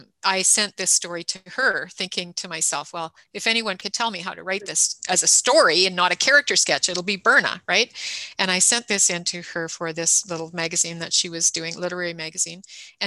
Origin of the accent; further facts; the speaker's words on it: Canada; I'm the Canadian